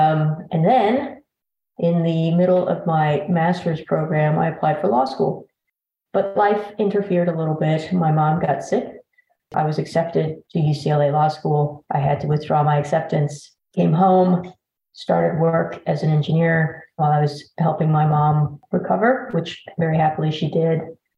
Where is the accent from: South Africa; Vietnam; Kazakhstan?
Vietnam; now in United States; We came from Vietnam at the very tail end of the war.